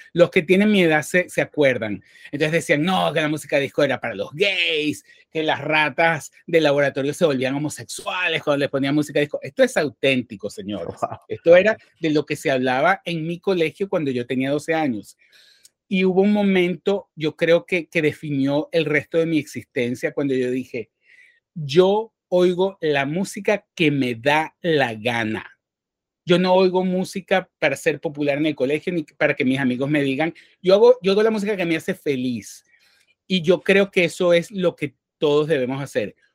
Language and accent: Spanish; Venezuela; now in New York, United States; crecí en Venezuela